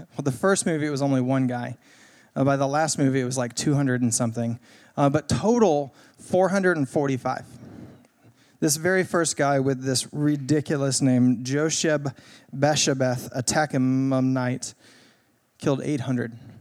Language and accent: English; Greenville, United States; I grew up here in Greenville